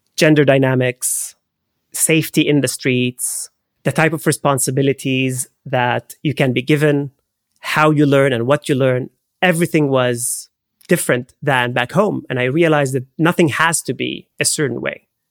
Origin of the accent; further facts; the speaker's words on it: Haifa, Haifa District, Israel; moved away; I grew up in Haifa. It's the third largest city in Israel